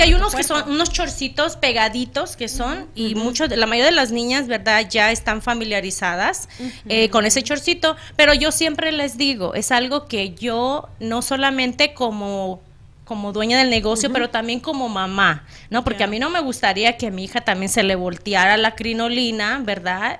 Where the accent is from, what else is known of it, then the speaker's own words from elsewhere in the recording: Acapulco, Guerrero, Mexico; moved away; su servidora nació hoy costeña, ah, nací en Acapulco Guerrero